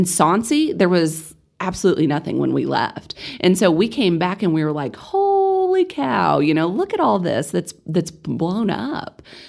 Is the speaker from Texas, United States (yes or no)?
yes; Amarillo, Texas, United States; You know, growing up in East Amarillo, there's definitely a underserved population over there. And so it was really important for me to get back over there.